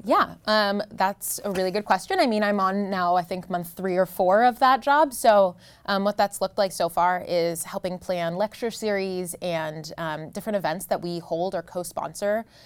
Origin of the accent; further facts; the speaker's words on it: New Jersey, United States; moved away; I grew up in New Jersey